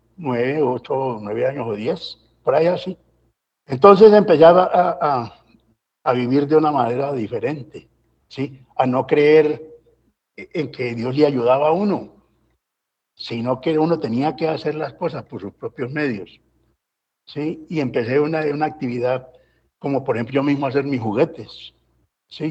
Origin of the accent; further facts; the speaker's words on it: Valle del Cauca, Colombia; also born or lived in Anzá, Antioquia / Medellín / Cali; más del Valle me reclamo, porque esa tierra la amo, pues allí yo me formé